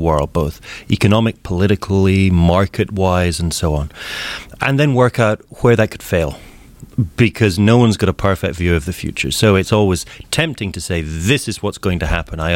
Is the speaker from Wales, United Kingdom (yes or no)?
no; Scotland, United Kingdom; moved away as an adult; now in Seattle, United States; Born and raised in Scotland, lived a good part of my life in the UK